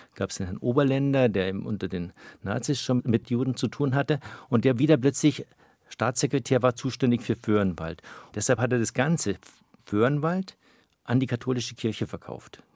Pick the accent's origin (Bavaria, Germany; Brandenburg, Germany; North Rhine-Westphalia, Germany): Bavaria, Germany; Wolfratshausen; now in Berlin, Germany; Ich bin ja nicht nur in Wolfratshausen aufgewachsen